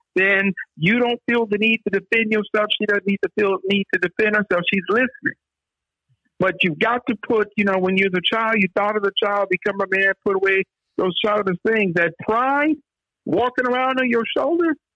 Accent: Oakland, California, United States; I'm from the Oakland side

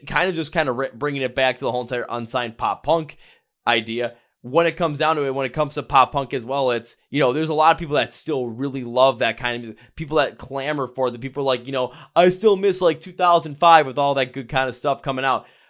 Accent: Wisconsin, United States; I am from Wisconsin

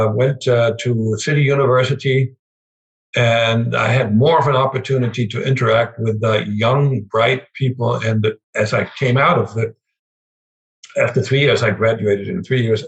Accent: Germany; English is a second language; moved away as an adult; now in United States; being a German

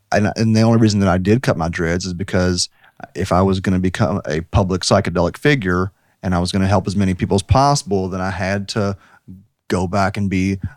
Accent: United States; I grew up in Washington County very rural High Street is where all the black people lived.

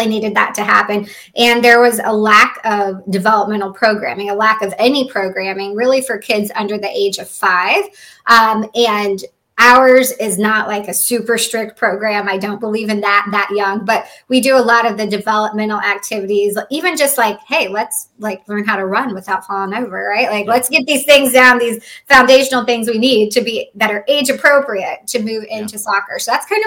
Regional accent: Illinois, United States; moved away as an adult; also born or lived in Cincinnati; they didn't have girls soccer in my hometown until then. So I'm from a small town in Illinois.

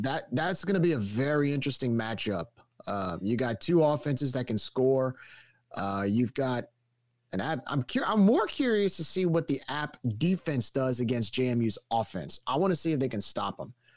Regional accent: New Orleans, Louisiana, United States; twenty years ago when I grew up in New Orleans

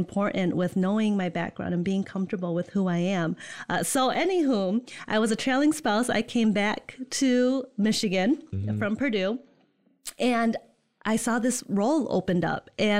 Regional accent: Netherlands; born or raised there; now in East Lansing, United States

